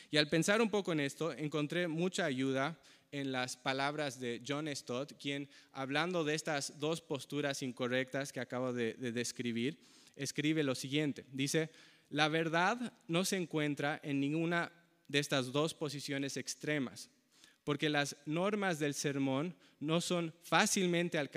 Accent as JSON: {"language": "Spanish", "country": "Bolivia", "tie": "born or raised there", "said": "Yo nací en Bolivia y crecí en Bolivia porque mis padres eran misioneros ahí."}